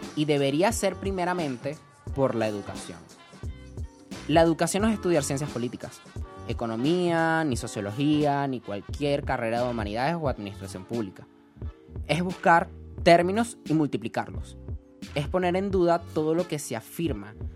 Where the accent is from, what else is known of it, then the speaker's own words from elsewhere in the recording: Venezuela; me siento tan poco venezolano